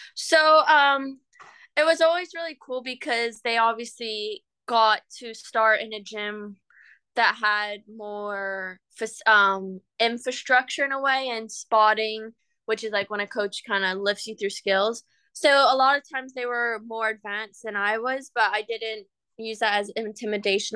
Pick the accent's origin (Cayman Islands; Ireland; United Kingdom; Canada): Cayman Islands; moved away as an adult; now in Florida, United States; growing up in Cayman